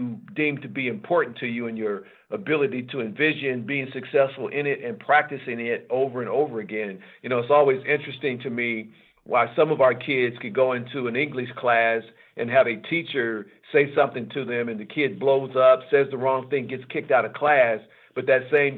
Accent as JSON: {"language": "English", "town": "Portland", "region": "Oregon", "country": "United States", "tie": "born or raised there", "said": "growing up in Portland, I'm 64 years old now, so I grew up during the Civil Rights Movement."}